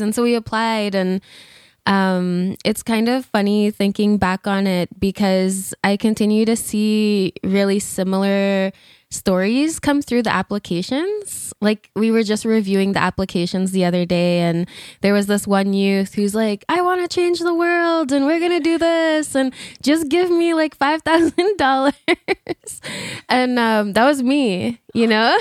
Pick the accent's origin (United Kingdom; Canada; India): Canada; Alberta; also born or lived in Fishing Lake Métis Settlement / Algonquin Territory (Ottawa area); now in Ontario, Canada; I'm originally from Alberta.